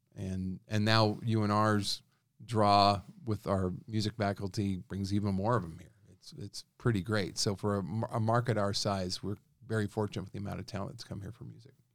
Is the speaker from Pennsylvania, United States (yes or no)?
no; Reno, Nevada, United States; Born and raised in Reno, obviously, I was coming to Sparks growing up